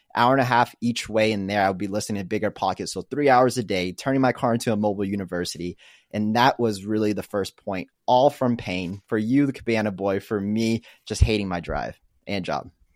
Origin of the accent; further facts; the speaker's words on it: Arlington, Texas, United States; moved away as an adult; also born or lived in Kansas; now in Austin, United States; I am originally from Arlington, which is one of the biggest suburbs out in Dallas. Grew up there, was originally born in Kansas, moved over when I was so young